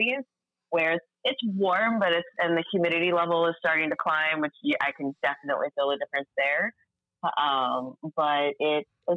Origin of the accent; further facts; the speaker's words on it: the Northwest, Pacific Northwest, United States; moved away as an adult; now in Miami, United States; growing up in the Northwest.